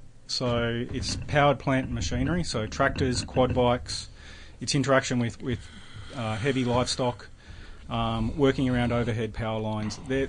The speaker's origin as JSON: {"language": "English", "town": "Braidwood", "region": "New South Wales", "country": "Australia", "tie": "born or raised there", "moved": "yes", "said": "I grew up in Braidwood, little country town near Canberra, four-generational dairy farm that I grew up on there."}